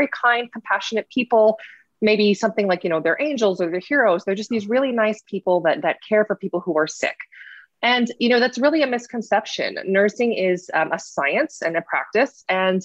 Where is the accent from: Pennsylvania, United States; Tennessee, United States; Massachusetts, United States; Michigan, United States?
Michigan, United States; East Lansing; I grew up in Michigan. I grew up in East Lansing, Michigan